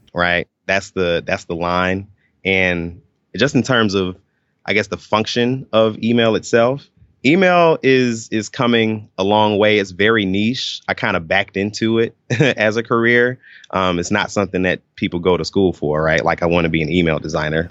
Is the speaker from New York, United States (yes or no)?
no; Atlanta, Georgia, United States; I grew up in the Atlanta area, uh, in Stone Mountain, Lithonia.